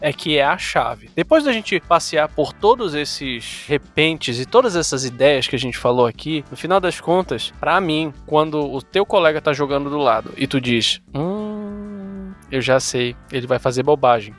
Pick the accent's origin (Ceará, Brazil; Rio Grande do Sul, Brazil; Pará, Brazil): Pará, Brazil; Somos nortistas